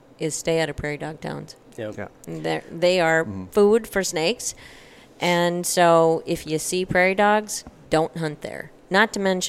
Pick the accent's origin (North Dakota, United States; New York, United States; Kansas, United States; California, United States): North Dakota, United States; moved away; the country I grew up in North Dakota